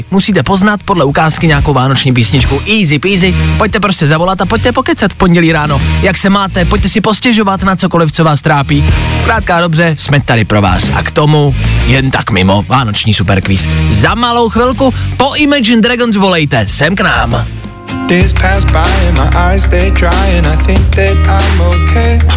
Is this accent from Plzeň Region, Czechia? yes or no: yes; Plzeň, Plzeň Region, Czechia; To jsem nevěděla ani já a to jsem z Plzně.